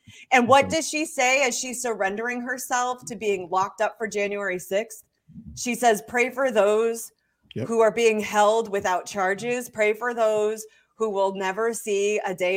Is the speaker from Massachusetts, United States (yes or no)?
yes; Massachusetts, United States; moved away; I'm from Massachusetts originally